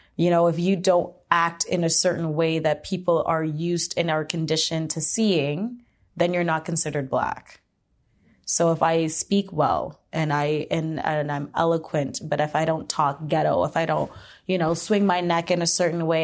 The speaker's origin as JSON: {"language": "English", "town": "Hamilton", "region": "Ontario", "country": "Canada", "tie": "born or raised there", "said": "I grew up in Hamilton"}